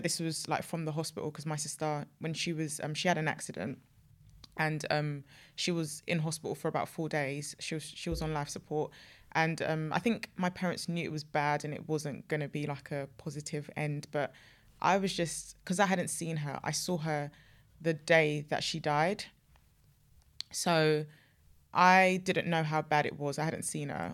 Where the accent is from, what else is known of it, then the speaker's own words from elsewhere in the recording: Nigeria; I'm African, I'm Nigerian